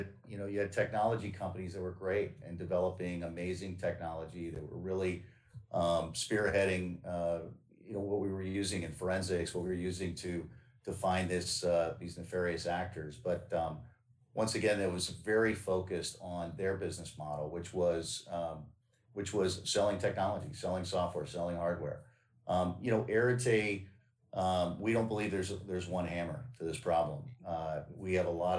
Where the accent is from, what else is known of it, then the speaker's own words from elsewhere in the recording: Northern Virginia, United States; I grew up in Northern Virginia